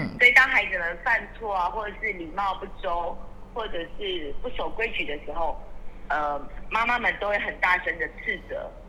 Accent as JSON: {"language": "Chinese", "country": "Taiwan", "tie": "born or raised there", "said": "对我小时候在眷村的时候的状态，因为时代不同，会有不一样的状况。"}